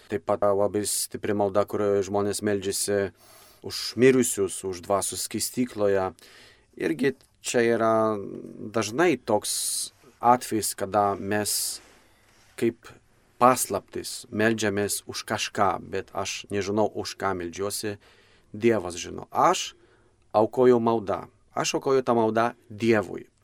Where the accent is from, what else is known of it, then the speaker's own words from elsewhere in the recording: Poland; now in Lithuania; aš pats esu kilęs iš, iš Lenkijos